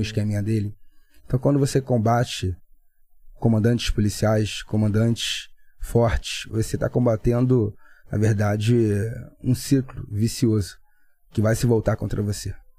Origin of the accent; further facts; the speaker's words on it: Niterói, Rio de Janeiro, Brazil; sou de Niterói